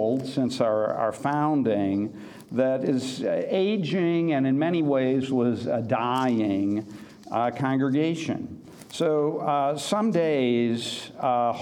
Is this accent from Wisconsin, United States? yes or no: yes; Wisconsin, United States; also born or lived in Missouri / Sioux City, Iowa; now in St. Paul, United States; I grew up in Wisconsin and then in Missouri